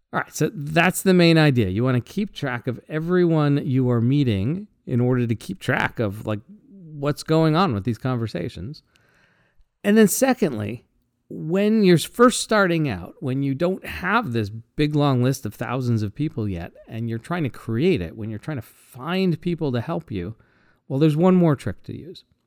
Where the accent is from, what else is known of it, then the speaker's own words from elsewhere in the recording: Seattle, Washington, United States; I'm from Seattle.